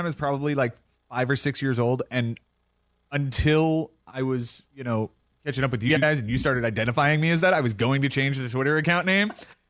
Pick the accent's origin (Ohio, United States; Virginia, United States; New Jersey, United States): New Jersey, United States; now in Las Vegas, United States; I'm originally from New Jersey. I live in Vegas now. I came out here.